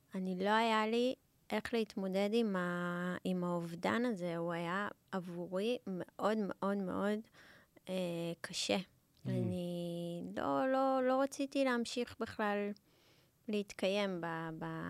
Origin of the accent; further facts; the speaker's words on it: Israel; also born or lived in South Africa; אני לא נולדתי בארץ, ו... ועליתי לארץ אה, בגיל ארבע